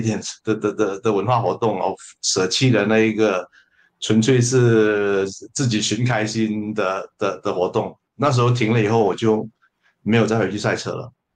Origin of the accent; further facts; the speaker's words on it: Malaysia; 我是马来西亚的作家，呃，诗人